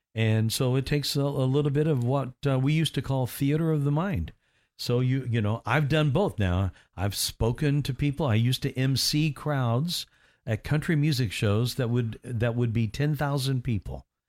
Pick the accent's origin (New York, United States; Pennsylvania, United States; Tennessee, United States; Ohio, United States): Tennessee, United States; near Nashville; My hometown was mm-hmm. kind of close to Nashville